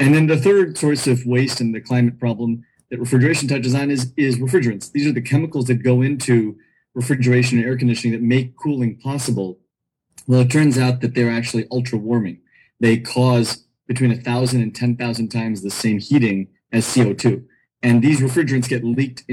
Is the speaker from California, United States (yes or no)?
yes; California, United States; also born or lived in New Delhi, India / East Coast, United States; I grew up in California